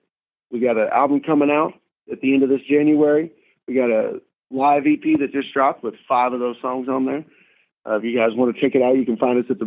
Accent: about 30 minutes south of Dallas, Texas, United States; The other three guys in the band all grew up in Dallas, and I grew up about 30 minutes south of Dallas.

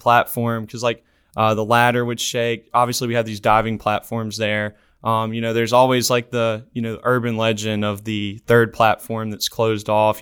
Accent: Decatur, Alabama, United States; Decatur, Alabama, right outside of Huntsville.

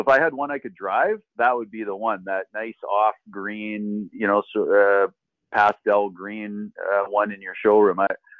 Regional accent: Toronto, Ontario, Canada; also born or lived in Oakville, Ontario / Burlington, Ontario / Ancaster, Ontario; now in Paris, Canada; I was born and raised in Etobicoke. So I sort of grew up a little closer to the city, and I played my minor hockey. We lived in Oakville for a time. We lived in Etobicoke, sort of in that area.

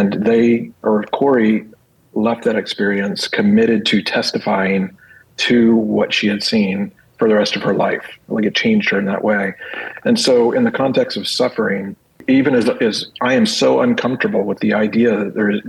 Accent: United States; as an American who lives in comfort

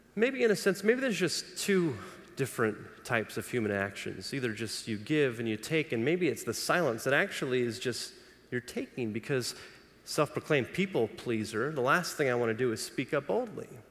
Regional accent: Los Angeles, California, United States; I grew up in Los Angeles

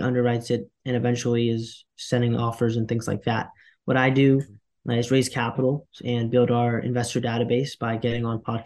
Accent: Durham, North Carolina, United States; also born or lived in Queens, New York; I was born in Queens, New York, moved to Durham, North Carolina with my single mother and my two brothers and an older sister. Grew up here

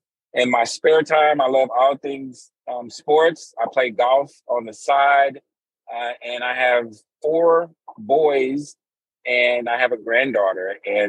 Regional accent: Fort Worth, Texas, United States; now in Dallas, United States; I am originally from Fort Worth, Texas. I reside in Dallas, Texas.

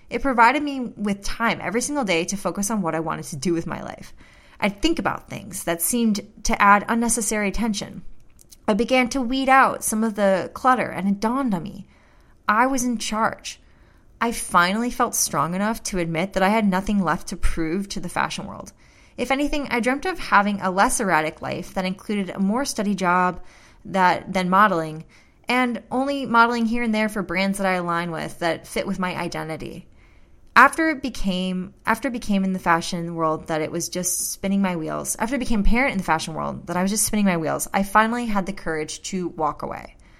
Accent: St. Louis, Missouri, United States; my hometown of Saint Louis

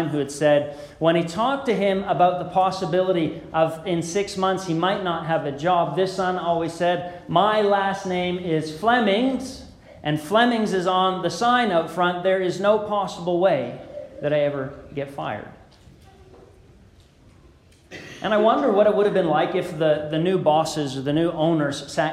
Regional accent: Beamsville, Ontario, Canada; As a kid growing up in the Beamsville Church of Christ

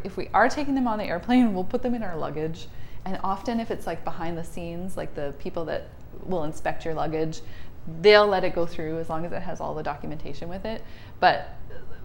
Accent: Canada; as a Canadian

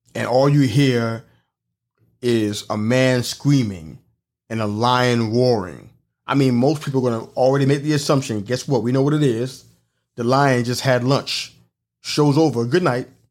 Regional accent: New York City, New York, United States; moved away; I come from New York City

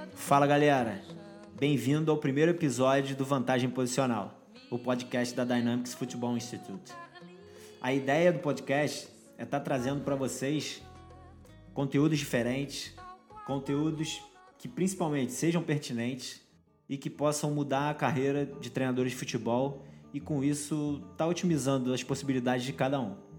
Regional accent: Rio de Janeiro, Brazil; Eu sou carioca brasileiro, né? Mas nascido no Rio de Janeiro, carioca da Gema

